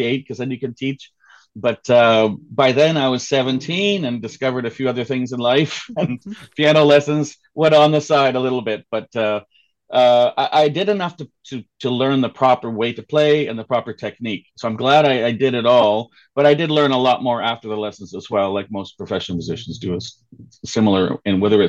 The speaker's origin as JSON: {"language": "English", "town": "Toronto", "region": "Ontario", "country": "Canada", "tie": "born or raised there", "also_born_or_lived": "Richmond Hill", "said": "I came to Richmond Hill in grade 10. I was born in the Beaches downtown. Mm-hmm. Spent a little time when I lived with my parents in North York, and then came to Richmond Hill with them"}